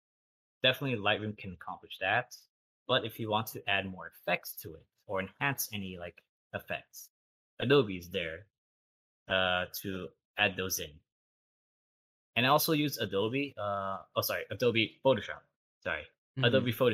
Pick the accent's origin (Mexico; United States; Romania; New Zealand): United States; Torrance, California; also born or lived in San Pedro, California; around the third grade, I moved from San Pedro to Torrance.